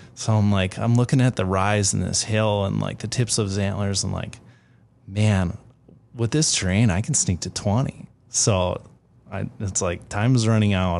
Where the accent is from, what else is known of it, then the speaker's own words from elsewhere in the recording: Minnesota, United States; I grew up in Minnesota